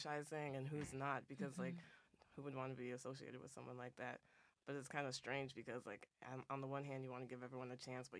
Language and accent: English; Lake Orion, Michigan, United States; moved away as an adult; also born or lived in Philadelphia, Pennsylvania; A town called Lake Orion, Michigan. Mm-hmm. It's in the Metro Detroit area